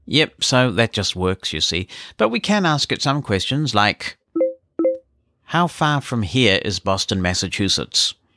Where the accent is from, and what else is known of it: New Zealand